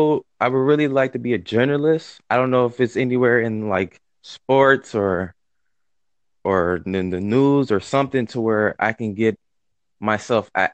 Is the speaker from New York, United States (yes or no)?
no; Minnesota, United States; I'm from Minnesota.